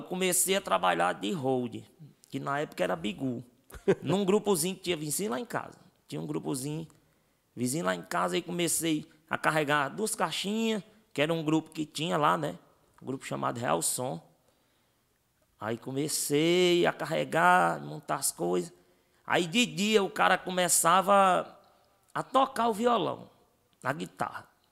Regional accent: Russas, Ceará, Brazil; a gente vem da cidade de Russas

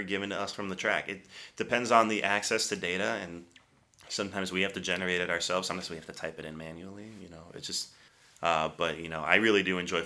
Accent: Boston, Massachusetts, United States; I'm from Boston originally

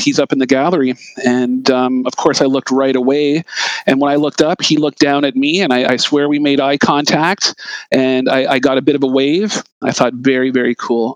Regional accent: Mississauga, Ontario, Canada; also born or lived in Etobicoke, Toronto, Ontario; I grew up in Malton and Etobicoke

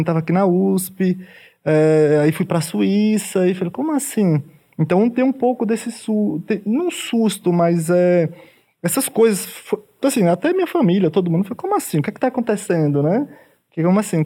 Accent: Tucano, Bahia, Brazil; moved away as an adult; now in São Paulo, Brazil; eu nasci também no, no, interior, no caso, vim do sertão da Bahia. É, é, do município de Tucano, fica próximo de Canudos, é bem sertão mesmo

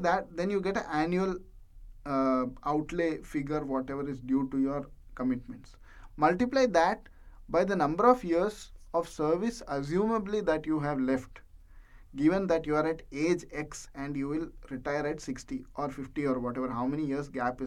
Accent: India; moved away as an adult; now in United Arab Emirates; I am from India, and now I am working in UAE

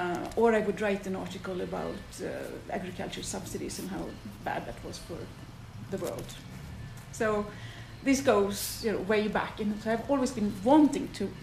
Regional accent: Gothenburg, Västra Götaland, Sweden; In Gothenburg, in Sweden.

